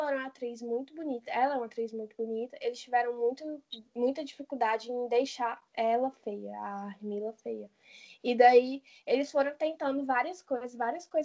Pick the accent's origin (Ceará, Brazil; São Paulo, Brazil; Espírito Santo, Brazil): Ceará, Brazil; Iguatu; Sim, é a minha cidade natal.